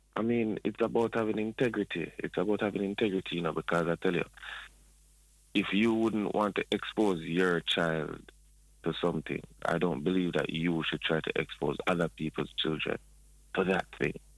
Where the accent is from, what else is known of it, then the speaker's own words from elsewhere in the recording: Spanish Town, Saint Catherine, Jamaica; now in Toronto, Canada; I am a Jamaican, I'm um, born in Spanish Town